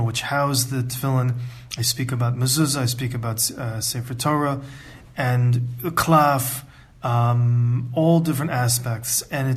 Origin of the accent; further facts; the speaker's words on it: United States; also born or lived in Ann Arbor, Michigan; I'm from the United States and I grew up in a conservative